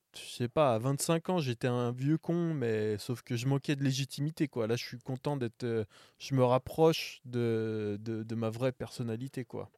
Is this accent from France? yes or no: yes; Paris, Île-de-France, France; je suis un Parisien, je suis un vrai Parisien